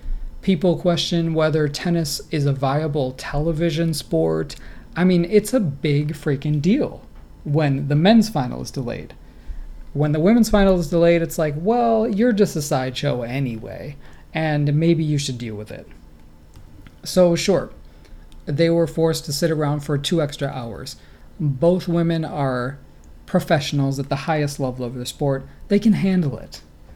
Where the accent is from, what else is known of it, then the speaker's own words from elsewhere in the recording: United States; I'm an American.